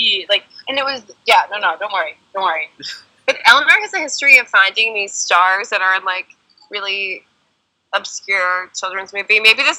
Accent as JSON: {"language": "English", "region": "Midwest", "country": "United States", "said": "I'm from the Midwest."}